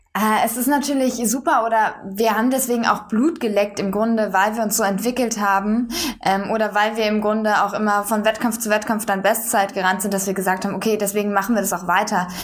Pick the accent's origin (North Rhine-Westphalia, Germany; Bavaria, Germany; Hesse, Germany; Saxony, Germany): North Rhine-Westphalia, Germany; Bonn; moved away as an adult; now in Berlin, Germany; Ich bin in Bonn zur Schule gegangen